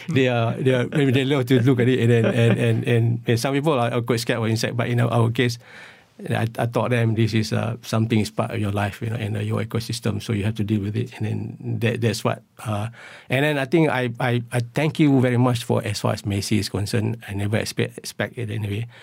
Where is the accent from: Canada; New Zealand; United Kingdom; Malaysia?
Malaysia; Perlis; where I came from Perlis. And there were a lot of, uh, this, uh, our houses right in middle of Pennyfield